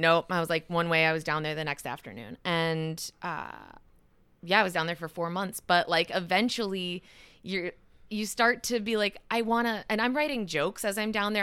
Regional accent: Madison, Wisconsin, United States; I grew up just outside of Madison

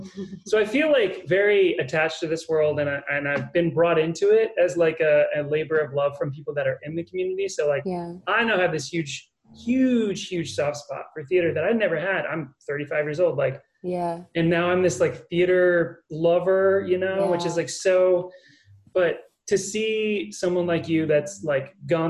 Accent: Modesto, California, United States; born or raised there

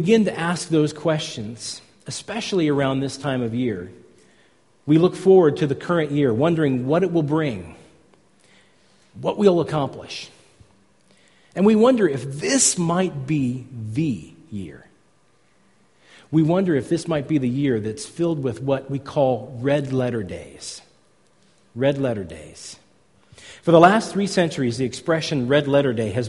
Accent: California, United States; I come from California

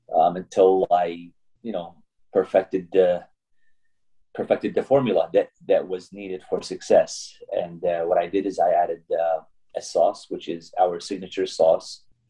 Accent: Syria; English is a second language; also born or lived in Kuwait; now in United States; I was born actually in Kuwait before I came, but I'm Syrian by nationality. I came to the U.S. back in 1982 is when I moved to this area.

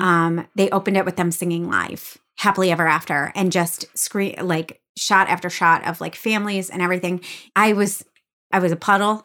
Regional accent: Michigan, United States; I grew up in Michigan

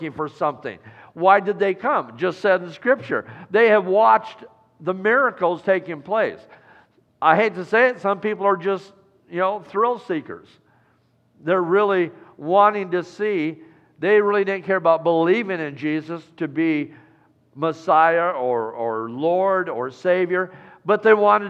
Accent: Iowa, United States; moved away; my home state of Iowa

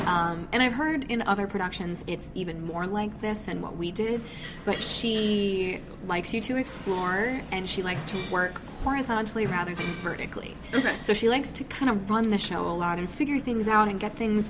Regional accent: Michigan, United States; I grew up in Michigan and have lived in Michigan pretty much my whole life

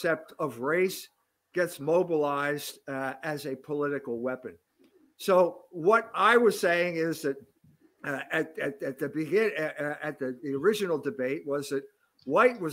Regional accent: United States; as an American

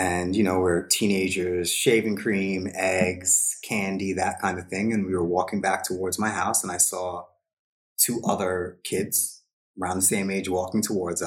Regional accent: Long Island, New York, United States; moved away; I was raised in a traditional Hindu household on Long Island, New York, in the 80s

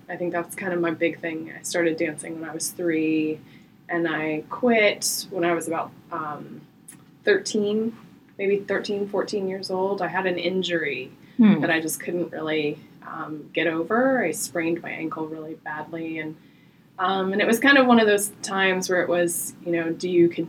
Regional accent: Marietta, Georgia, United States; I am born and raised in Marietta, Georgia

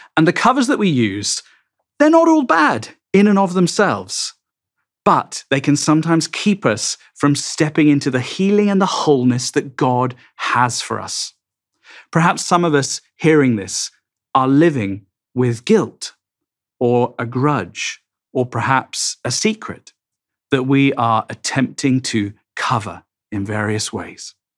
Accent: England, United Kingdom; I'm English

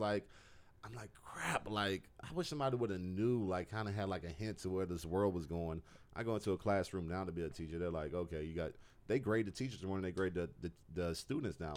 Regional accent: Georgia, United States; I'm from, like, Georgia in the U S.

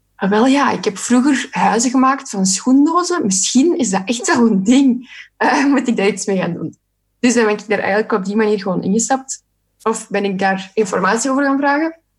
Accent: Sint-Niklaas, Flanders, Belgium; moved away; Ik kom ook van Sint-Niklaas trouwens, oorspronkelijk

